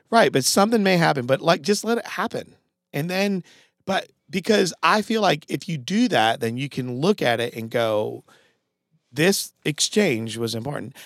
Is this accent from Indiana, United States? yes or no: no; Connecticut, United States; now in Greenville, United States; I'm from Connecticut.